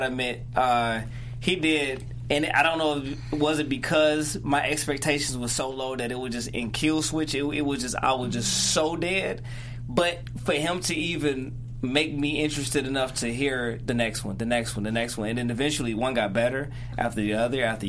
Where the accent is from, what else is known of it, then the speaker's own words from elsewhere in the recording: Detroit, Michigan, United States; I am from Detroit, Michigan